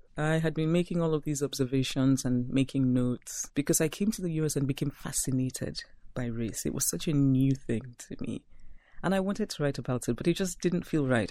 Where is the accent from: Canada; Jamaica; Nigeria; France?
Nigeria; moved away as an adult; also born or lived in Philadelphia / Brooklyn / Princeton; When I go back to my hometown, I am the person who wants to speak only Igbo